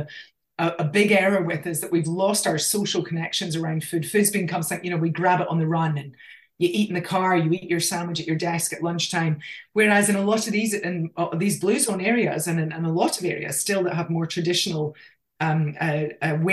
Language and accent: English; Scotland, United Kingdom; accent: Scottish; moved away as an adult; now in Australia; I grew up in Scotland, I mean, we lived in the country.